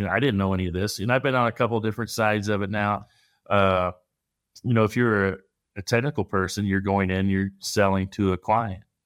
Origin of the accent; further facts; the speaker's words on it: Midwest, United States; growing up in the Midwest